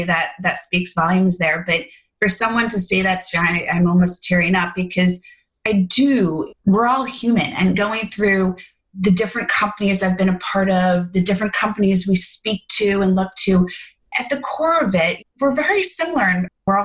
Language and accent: English; New York, United States; I was born in New York and I'm here in New York